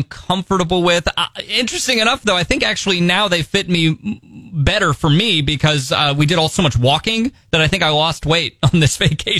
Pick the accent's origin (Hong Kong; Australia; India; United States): United States; I'm a proud American.